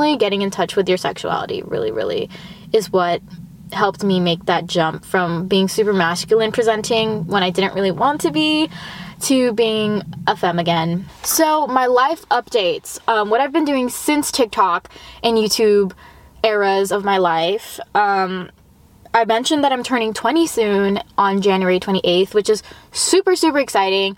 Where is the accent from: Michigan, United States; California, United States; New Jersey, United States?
California, United States; Los Angeles; I grew up in the Valley. I went to school in the Valley.